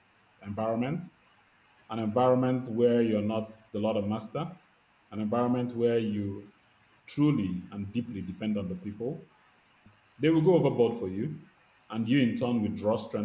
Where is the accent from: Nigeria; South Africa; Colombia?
Nigeria; Lagos; I grew up in Lagos. I went to school in Lagos